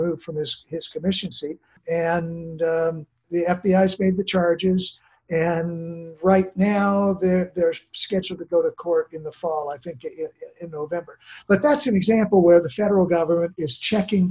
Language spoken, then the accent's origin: English; Tallahassee, Florida, United States; my hometown of Tallahassee, Florida